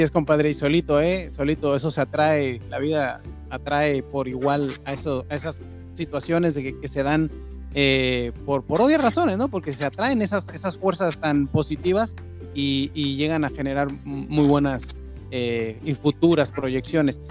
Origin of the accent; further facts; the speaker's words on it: Mexico; como mexicano